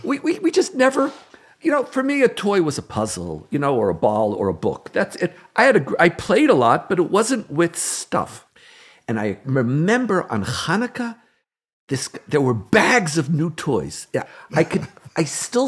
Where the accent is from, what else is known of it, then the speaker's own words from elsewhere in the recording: Montreal, Quebec, Canada; now in Israel; Growing up in Canada, in Montreal, we weren't poor, but we didn't have a lot